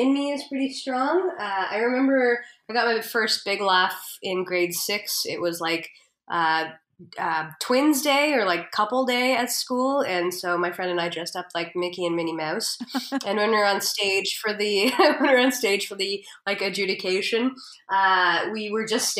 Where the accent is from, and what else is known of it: Canada